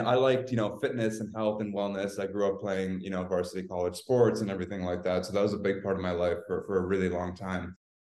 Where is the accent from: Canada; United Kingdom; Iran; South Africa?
Canada; now in Los Angeles, United States; I'm Canadian, actually, even though I'm in Los Angeles right now